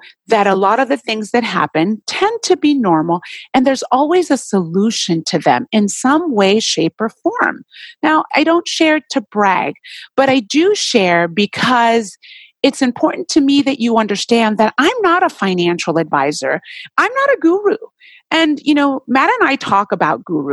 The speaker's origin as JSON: {"language": "English", "country": "Puerto Rico", "moved": "yes", "lives_now": "Southern California, United States", "said": "I'm originally from Puerto Rico, island"}